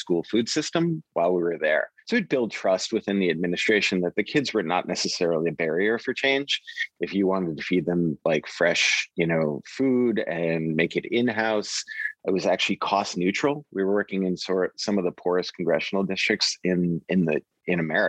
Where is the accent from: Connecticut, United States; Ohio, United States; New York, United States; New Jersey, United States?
New York, United States; New York City; I grew up in Queens, New York.